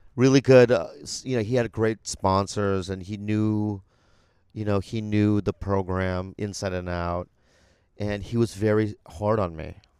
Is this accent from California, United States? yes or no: yes; San Diego, California, United States; I grew up in San Diego